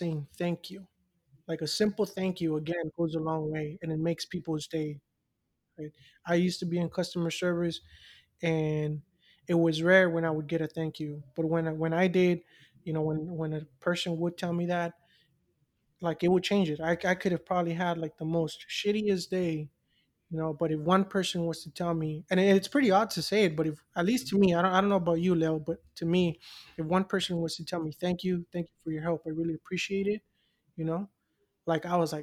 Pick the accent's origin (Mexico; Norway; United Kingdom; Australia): Mexico; moved away; growing up in Mexico and then with my parents